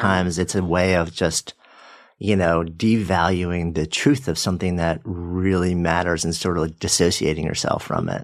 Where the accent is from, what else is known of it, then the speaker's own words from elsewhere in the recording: Port Washington, New York, United States; I grew up in Port Washington